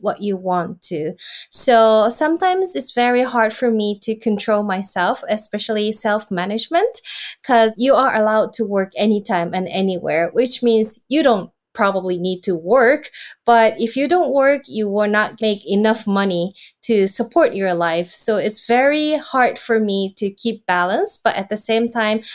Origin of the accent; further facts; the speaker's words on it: Japan; from Japan